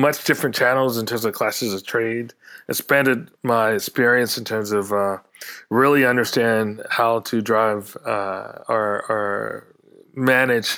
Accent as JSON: {"language": "English", "region": "South Carolina", "country": "United States", "tie": "born or raised there", "also_born_or_lived": "New York City", "moved": "as an adult", "said": "I come from South Carolina"}